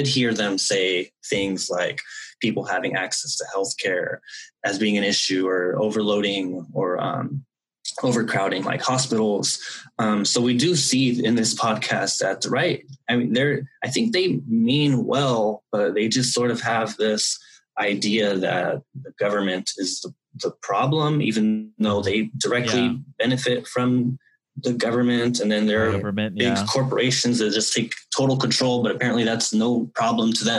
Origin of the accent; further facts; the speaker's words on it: Fresno, California, United States; I grew up in West Fresno